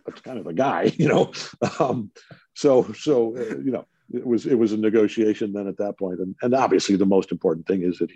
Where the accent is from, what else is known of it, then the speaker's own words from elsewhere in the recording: Detroit, Michigan, United States; my hometown Detroit Tigers